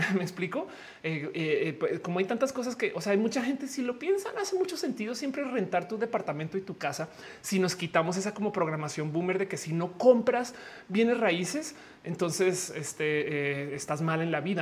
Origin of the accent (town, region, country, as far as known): Mexico